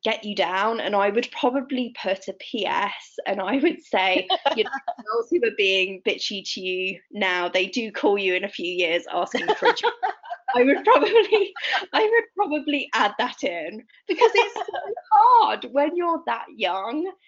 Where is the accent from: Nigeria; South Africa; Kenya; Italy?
Italy; I grew up in Italy, rural Italy.